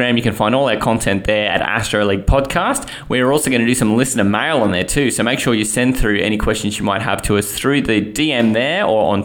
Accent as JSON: {"language": "English", "country": "Australia", "said": "being Aussie"}